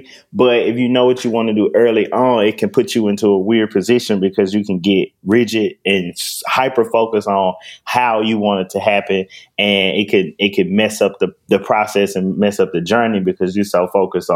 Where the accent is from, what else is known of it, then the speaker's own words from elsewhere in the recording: Memphis, Tennessee, United States; I'm born and raised in North Memphis, Tennessee